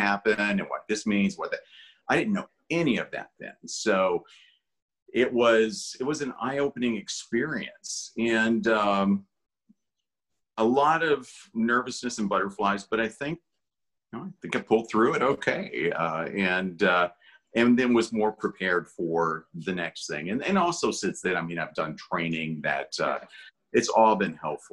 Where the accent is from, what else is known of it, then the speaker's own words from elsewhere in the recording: Hazard, Kentucky, United States; moved away; also born or lived in Los Angeles; I grew up in Hazard, Kentucky, which is a really small town in southeastern Kentucky, very isolated